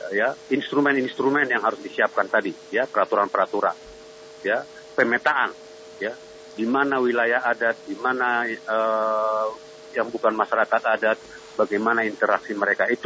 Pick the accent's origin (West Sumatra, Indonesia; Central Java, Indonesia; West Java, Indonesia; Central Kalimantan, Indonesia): Central Kalimantan, Indonesia; Iya, saya Dayak Ngaju dari Kalimantan Tengah. Baik. Asli putra Kalimantan.